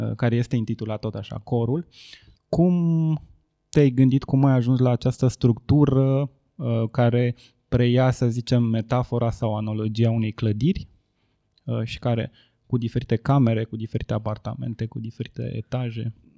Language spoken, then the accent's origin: Romanian; Ploiești, Prahova, Romania; eu nu sunt bucureștean, eu sunt ploieștean